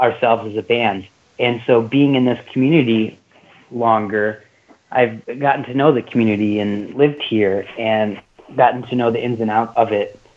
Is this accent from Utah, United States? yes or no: no; Iron Mountain, Michigan, United States; moved away as an adult; now in Chicago, United States; I played hockey growing up in Iron Mountain, Michigan, my whole life